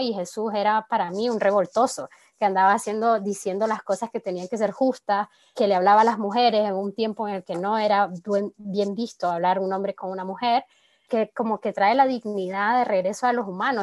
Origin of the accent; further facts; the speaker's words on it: Nicaragua; now in France; soy de Nicaragua y vivo en Francia